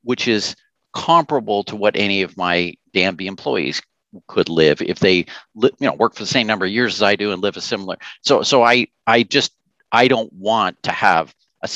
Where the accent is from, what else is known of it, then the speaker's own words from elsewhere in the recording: Canada; we're Canadian